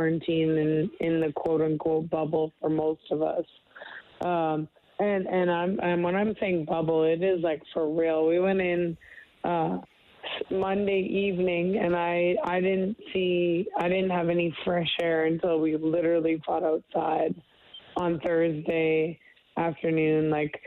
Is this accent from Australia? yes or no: no; Canada; being a Canadian